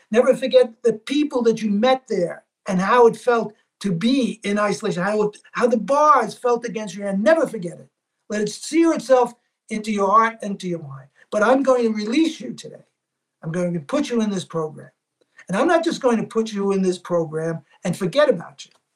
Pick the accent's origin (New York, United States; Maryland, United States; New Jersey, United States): New York, United States; New York City; I grew up in Little Italy